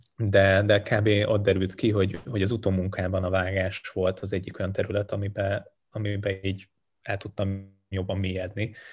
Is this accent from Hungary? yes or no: yes; Hungary; also born or lived in Sindelfingen, Baden-Württemberg, Germany; én ott születtem már kint ebben, a, ebben az időszakban, és végül úgy döntöttek egy lehet, üzleti lehetőség miatt is, és a rendszerváltás után, hogy, hogy hazaköltöznek, úgyhogy lényegében én már nagy részt itt nőttem föl